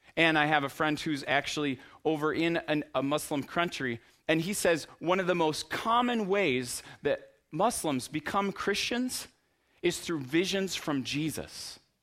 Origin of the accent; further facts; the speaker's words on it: United States; we're from America